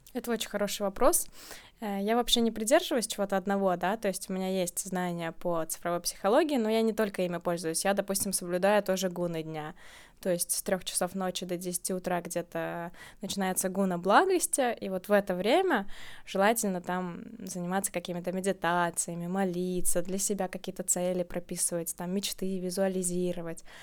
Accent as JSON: {"language": "Russian", "town": "Riga", "country": "Latvia", "tie": "born or raised there", "moved": "yes", "said": "Вообще я из Риги, uh-huh. я родилась в Латвии"}